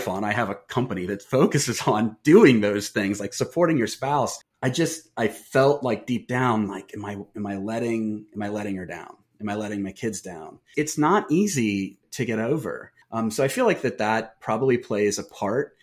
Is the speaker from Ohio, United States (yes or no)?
yes; Wilmington, Ohio, United States; I'm from Wilmington, and it's a town of 10,000